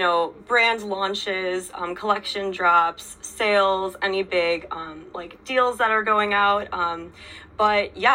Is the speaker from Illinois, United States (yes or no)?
yes; Chicago suburbs, Illinois, United States; moved away as an adult; also born or lived in Iowa; now in New York City, United States; I'm from the Chicago suburbs originally